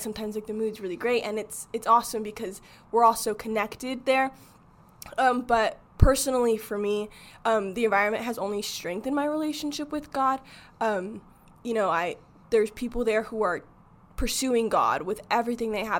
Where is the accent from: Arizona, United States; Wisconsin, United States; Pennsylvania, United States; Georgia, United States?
Arizona, United States; I grew up in Arizona